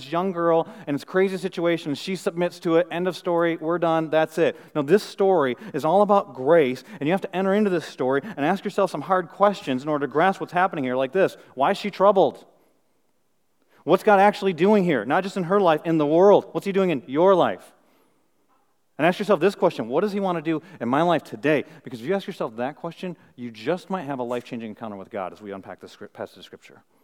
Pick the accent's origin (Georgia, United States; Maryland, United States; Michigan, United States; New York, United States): Michigan, United States; Flint; moved away; I'm from Flint, Michigan